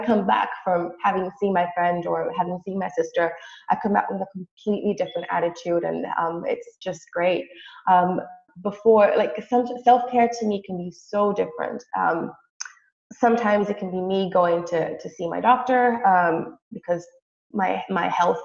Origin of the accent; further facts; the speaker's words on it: Brazil; moved away; I'm originally from Brazil. So every time I go back home, there's this hill behind our house